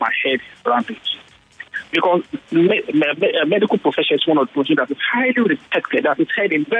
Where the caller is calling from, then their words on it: Nigeria; I'm calling from Nigeria.